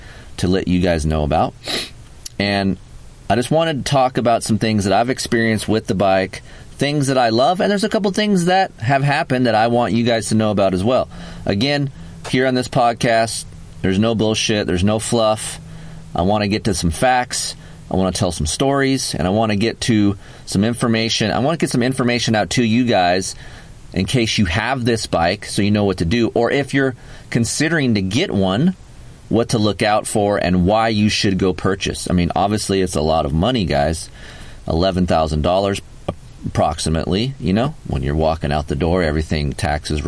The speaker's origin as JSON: {"language": "English", "country": "United States", "said": "We're American"}